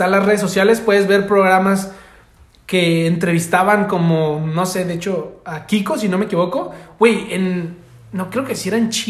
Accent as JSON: {"language": "Spanish", "country": "Mexico", "said": "México, soy de México."}